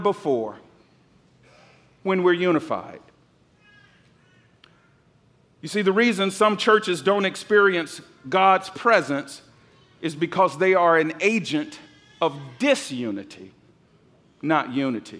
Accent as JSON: {"language": "English", "town": "Atlanta", "region": "Georgia", "country": "United States", "tie": "born or raised there", "said": "I'm from the South. I grew up in Atlanta"}